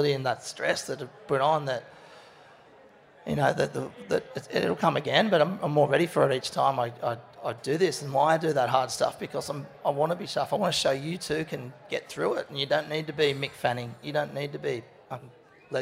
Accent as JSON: {"language": "English", "town": "Cronulla", "region": "New South Wales", "country": "Australia", "tie": "born or raised there", "said": "I was at my hometown, down where I grew up"}